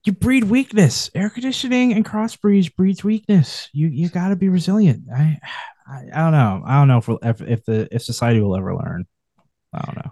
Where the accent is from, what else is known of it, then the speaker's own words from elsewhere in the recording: New York, United States; as a New Yorker